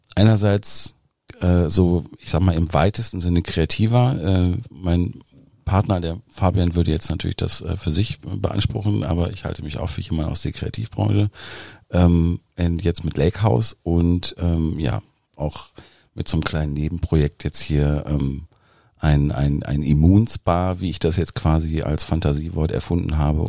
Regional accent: Dinslaken, North Rhine-Westphalia, Germany; moved away; also born or lived in Düsseldorf / Berlin; Eigentlich komme ich ähm, aus Dienstlaken, also aus dem Dreiländereck zwischen Niederrhein, Ruhrgebiet und Rheinland

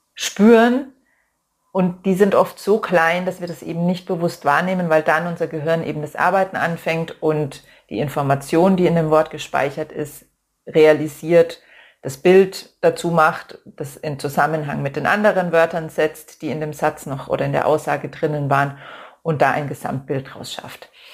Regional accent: Germany; bei uns in Deutschland

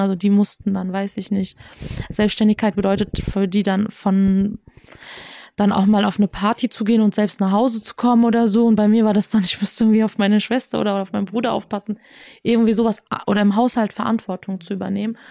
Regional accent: Germany; als jemand, der in Deutschland geboren, aufgewachsen ist

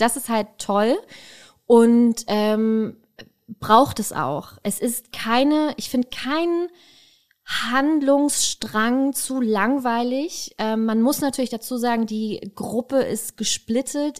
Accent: Berlin, Germany; als Berliner

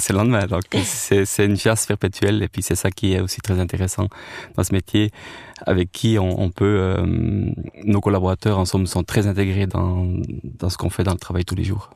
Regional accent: French-speaking Switzerland, Romandy, Switzerland; Moi, en tant que Suisse roman, j'étais faire ça en Suisse allemande et les Suisses allemands venaient chez nous

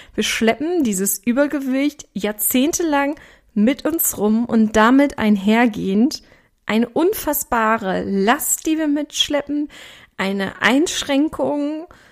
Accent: Ruhr area, North Rhine-Westphalia, Germany; accent: Ruhr dialect (Ruhrpott slang); ich komme aus dem Ruhrgebiet. Das heißt, du wirst auch zwischendurch an meiner Sprache merken

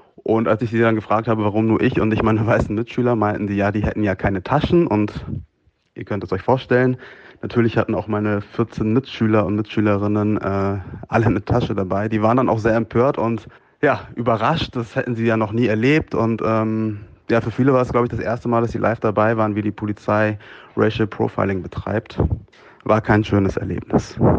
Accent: Hamburg, Germany; also born or lived in Munich; Ich bin 32 Jahre alt, in Hamburg geboren und aufgewachsen.

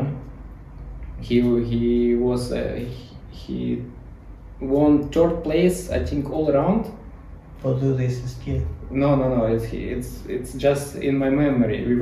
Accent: Ukraine; English is a second language; moved away as an adult; now in Dubai, United Arab Emirates

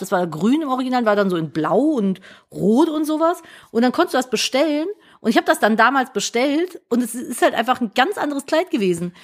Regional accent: Cologne, North Rhine-Westphalia, Germany; ich bin ja Kölnerin

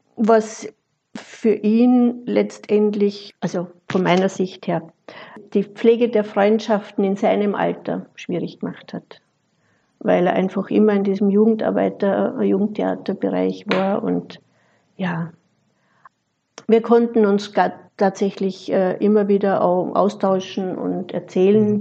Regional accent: Austria; moved away as an adult; also born or lived in Vienna / Fellbach, Germany; now in Germany; Bin gebürtige Österreicherin, habe die Ausbildung in Wien gemacht

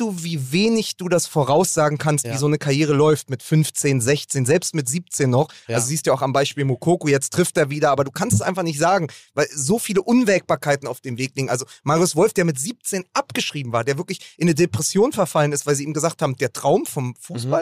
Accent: Berlin, Germany; als Berliner

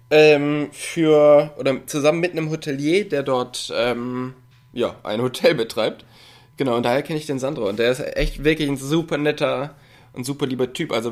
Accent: North Rhine-Westphalia, Germany; Und ich komme ja da aus dem Raum Köln oder ähm, auch Ruhrpott. Und da ist man halt immer gleich mit 15, 20 Leuten unterwegs gewesen.

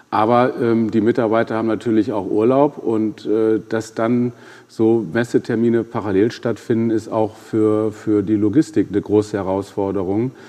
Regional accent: North Rhine-Westphalia, Germany; Ja, wir, wir kommen ja aus Ostwestfalen und ich tue mich da mit Superlativen, wie Sie wissen, da immer schwer.

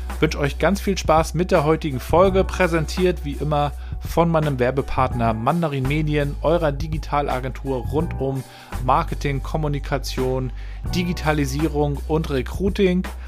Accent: Mecklenburg-Vorpommern, Germany; meiner Heimat Mecklenburg-Vorpommern

